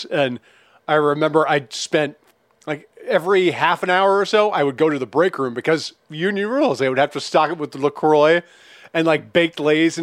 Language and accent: English; Minnesota, United States; I grew up in Minnesota